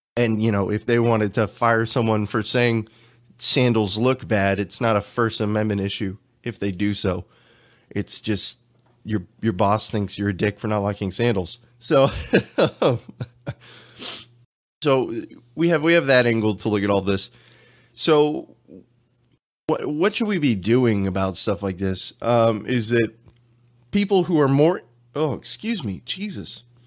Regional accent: Texas, United States; I'm from Texas

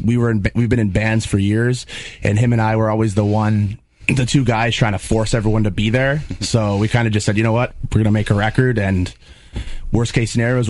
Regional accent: Niagara Falls, Ontario, Canada; we're from the Falls.

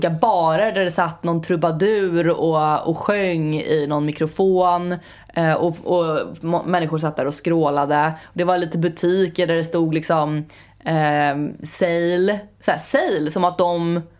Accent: Sweden

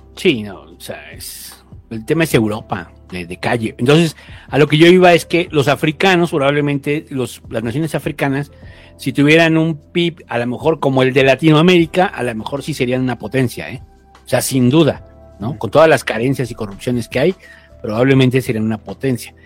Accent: Mexico

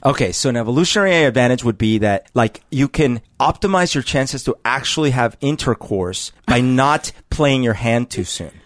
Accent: Colombia; now in United States; Growing up in Colombia

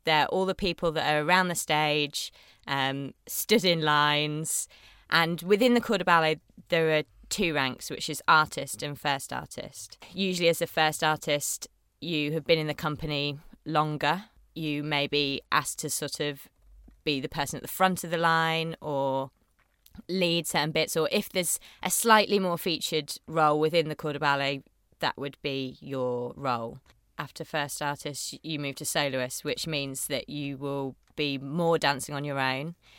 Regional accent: Bath, South West England, United Kingdom; also born or lived in Chippenham / Yorkshire; I was born in Bath

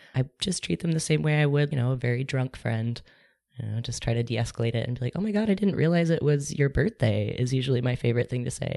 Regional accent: Topeka, Kansas, United States; moved away; also born or lived in Brooklyn, New York; I was raised in Topeka, Kansas

